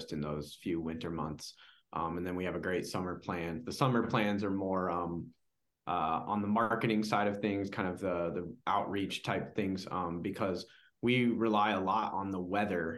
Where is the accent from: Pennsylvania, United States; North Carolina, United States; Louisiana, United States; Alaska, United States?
Alaska, United States; Eagle River; I grew up in Eagle River